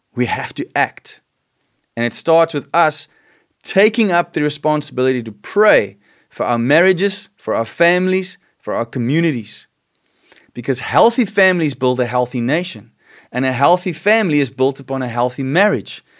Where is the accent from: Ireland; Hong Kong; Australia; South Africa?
South Africa; I love being South African. I love being Afrikaans and being in this nation